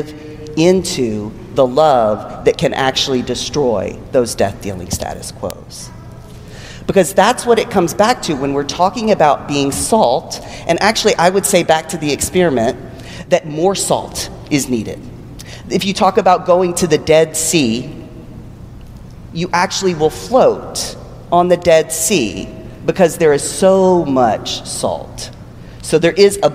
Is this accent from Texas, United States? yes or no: yes; Texas, United States; born or raised there